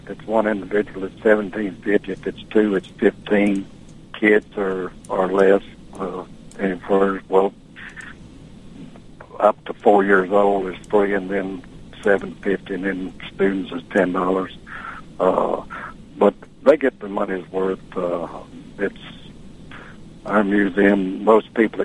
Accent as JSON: {"language": "English", "region": "Tennessee", "country": "United States", "moved": "yes", "lives_now": "Tallahassee, United States", "said": "I'm from Tennessee"}